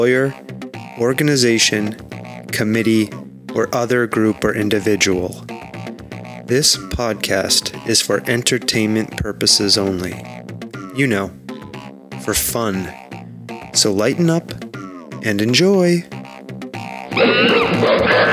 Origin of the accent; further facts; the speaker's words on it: New England, United States; there was a pet store in my hometown. So it was like a bucolic little New England town